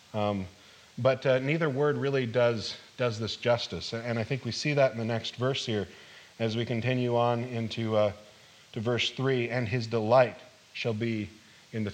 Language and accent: English; Midwest, United States; moved away; I grew up in the Midwest, and we had seagulls, but we didn't have the sea